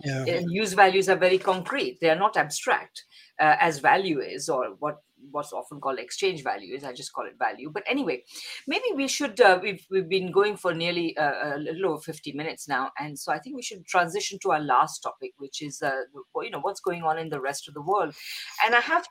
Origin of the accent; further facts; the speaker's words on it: India; moved away; I'm originally from India